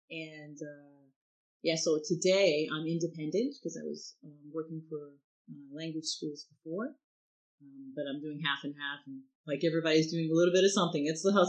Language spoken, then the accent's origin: English; United States; now in France